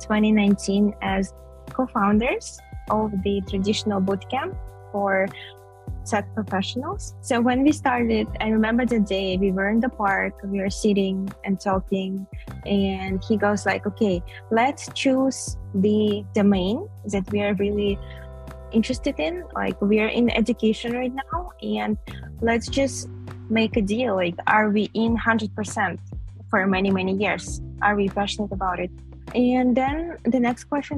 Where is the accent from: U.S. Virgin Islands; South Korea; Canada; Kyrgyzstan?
Kyrgyzstan; I'm from Kyrgyzstan